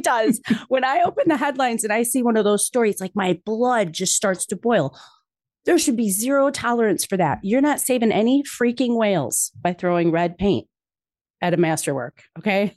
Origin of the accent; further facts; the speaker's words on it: Chicago, Illinois, United States; growing up in Chicago